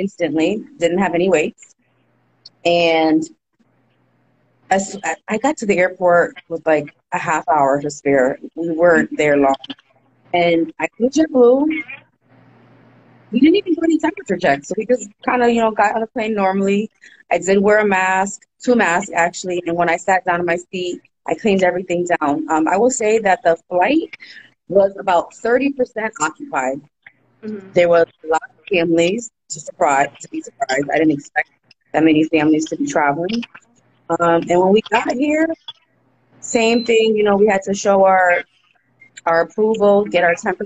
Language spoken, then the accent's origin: English; Bridgeport, Connecticut, United States; I'm from Bridgeport, Connecticut